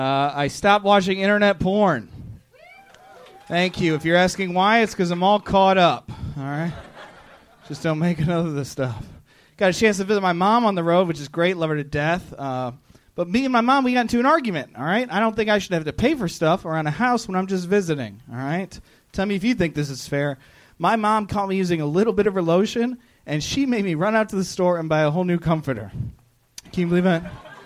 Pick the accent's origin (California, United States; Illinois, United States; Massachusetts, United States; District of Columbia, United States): Illinois, United States; Chicago; now in Los Angeles, United States; I'm from Chicago.